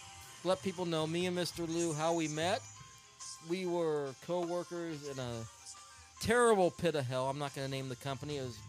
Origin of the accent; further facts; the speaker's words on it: Philippines; born there; I was born in the Philippines.